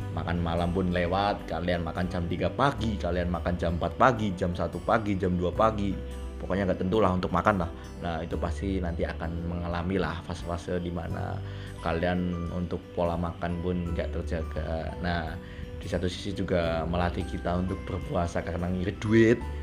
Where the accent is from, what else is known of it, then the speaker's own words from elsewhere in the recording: Sragen, Central Java, Indonesia; moved away as an adult; now in Purwokerto, Indonesia; Saya berasal dari Sragen. Ya, aku orang Jawa. Maksudnya, saya lahir besar di Sragen.